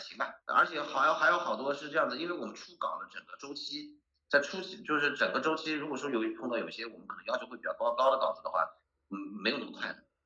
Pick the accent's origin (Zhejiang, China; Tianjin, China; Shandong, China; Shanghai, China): Zhejiang, China; Hangzhou; 我作为一个土生土长的资深杭州人